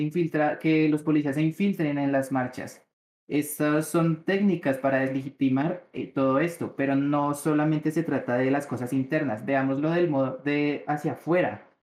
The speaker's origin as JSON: {"language": "Spanish", "country": "Colombia", "said": "Nosotros como colombianos"}